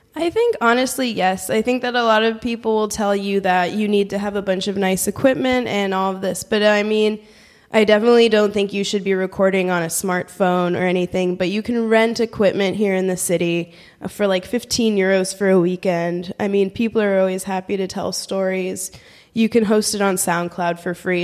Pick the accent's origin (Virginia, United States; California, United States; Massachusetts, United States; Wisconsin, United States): California, United States; San Francisco; moved away as an adult; also born or lived in Washington, D.C. / New Zealand; now in Berlin, Germany; I'm from San Francisco, California, or the San Francisco Bay Area